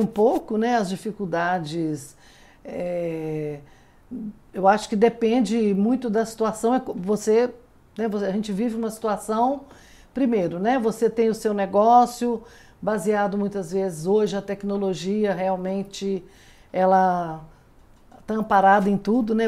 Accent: Belo Horizonte, Minas Gerais, Brazil; moved away as an adult; now in Brasília, Brazil; eu sou mineira, né, vim de Belo Horizonte

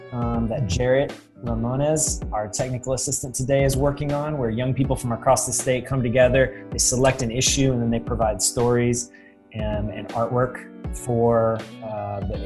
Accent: Fresno, California, United States; Fresno, my hometown

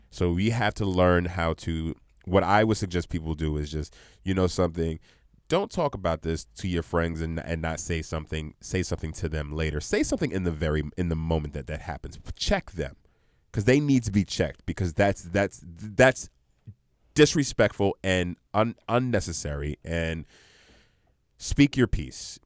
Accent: New York City, New York, United States; moved away; also born or lived in Union, New Jersey; we grew up in Brooklyn

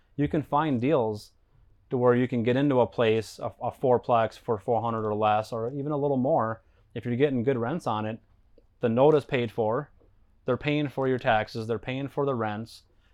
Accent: Stillwater, Minnesota, United States; right here. It's my hometown. So where I grew up, born and raised

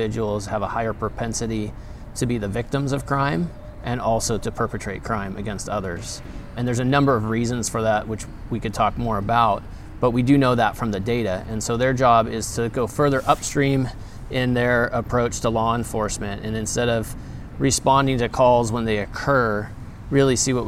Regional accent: Grass Valley, California, United States; also born or lived in Spokane, Washington; I came back to Grass Valley

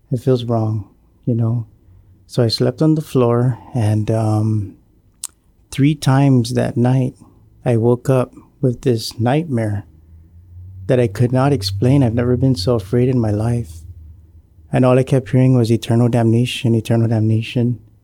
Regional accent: Maina, Guam; I grew up in the village of Maina, and, uh, I was born and raised on Guam

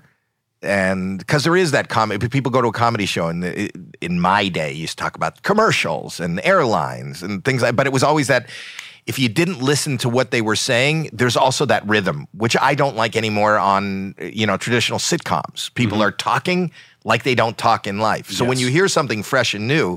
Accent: Canada; moved away; my home country, Canada

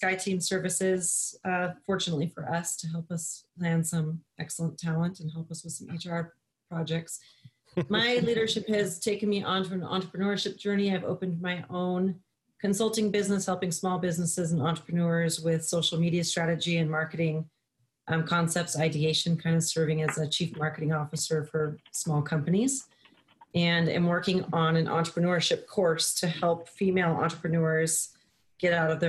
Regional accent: Montana, United States; I was born and raised in Montana

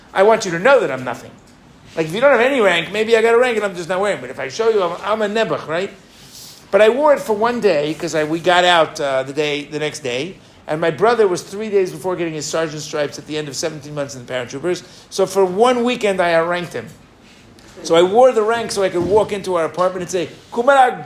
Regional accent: New York, United States; moved away as an adult; also born or lived in Israel; where are you from? Right? And I said, you know, New York

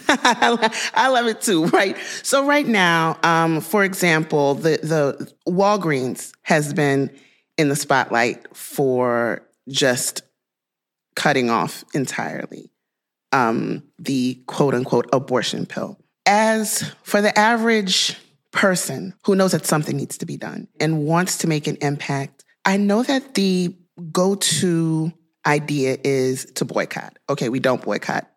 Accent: Louisiana, United States; my home state of Louisiana

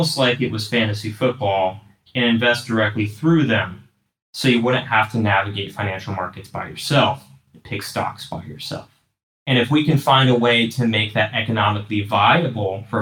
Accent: Dallas, Texas, United States; also born or lived in Chicago, Illinois; now in Cleveland, United States; I grew up in Dallas, Texas.

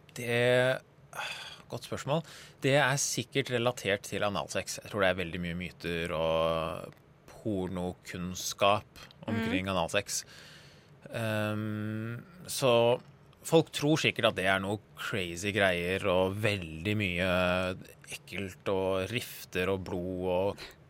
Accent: Norway; jeg er født i Norge og ikke har noen verdens tilknytning til Iran whatsoever

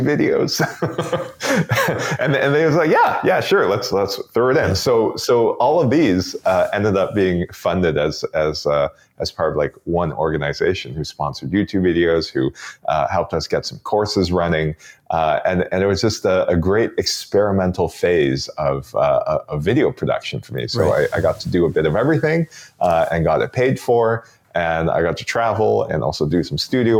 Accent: Toronto, Ontario, Canada; also born or lived in Beijing, China; now in Vancouver Island, Canada; Roots in Toronto, and I basically grew up in Toronto

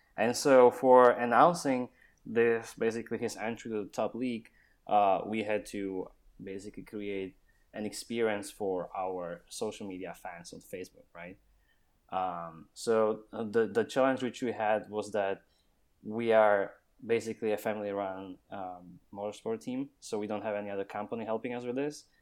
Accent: Slovakia; now in Austin, United States; I'm from Slovakia

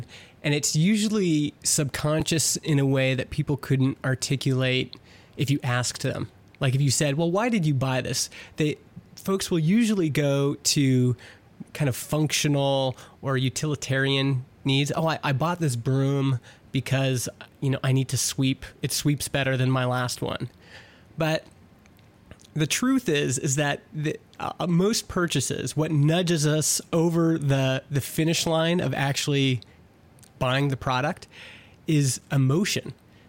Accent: Edmonton, Alberta, Canada; born there; Yeah, I was born in Edmonton and went for university.

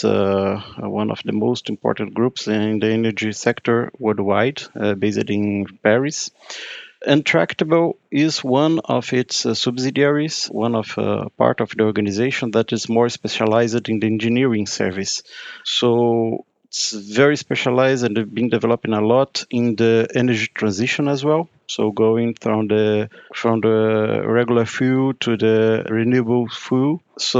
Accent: Brazil; moved away as an adult; now in Brussels, Belgium; I'm Brazilian. I came from Brazil. I actually live in Brussels now, working here since 2016.

